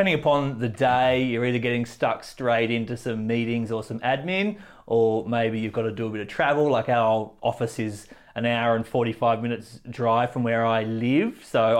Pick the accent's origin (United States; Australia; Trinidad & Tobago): Australia; Central Coast, New South Wales; where I grew up on the Central Coast is 25 acres of bush.